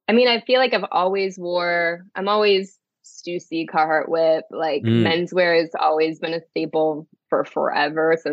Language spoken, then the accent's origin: English; Onalaska, Wisconsin, United States; moved away as an adult; also born or lived in Florida; I am from Wisconsin. So there we go. There's where the Wisco comes from. Yeah, I grew up in Onalaska